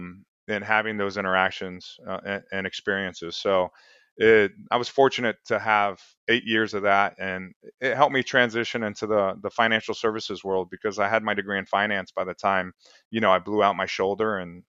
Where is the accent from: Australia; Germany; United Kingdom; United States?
United States; Lake Worth, Florida; I come from Lake Worth, Florida. So, you know, you got to work to get out of certain places and work hard, you know?